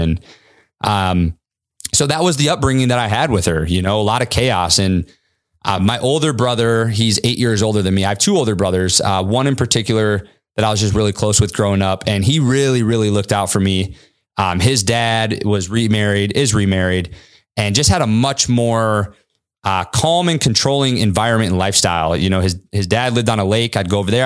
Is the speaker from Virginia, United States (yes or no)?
no; Kalamazoo, Michigan, United States; also born or lived in California; my mom secretly got my sister and I on a fucking one-way flight to Kalamazoo, Michigan